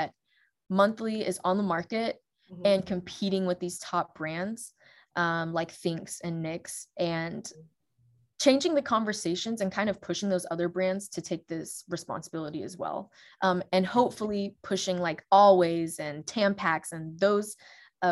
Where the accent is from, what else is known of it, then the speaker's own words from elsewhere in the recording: Alabama, United States; also born or lived in England; I grew up in Alabama. I've lived in multiple cities across Alabama